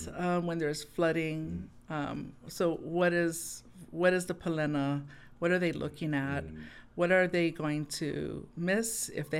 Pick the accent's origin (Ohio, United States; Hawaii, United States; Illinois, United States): Hawaii, United States; it's not the worldview that we see today as a Hawaiian.